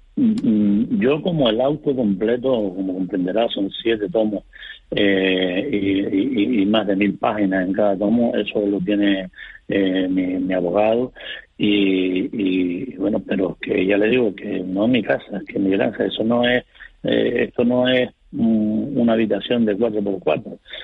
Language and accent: Spanish; Fuerteventura, Canary Islands, Spain; Yo soy majorero mm, de nacimiento, de pura cepa. Vivo en la isla de Puerto Ventura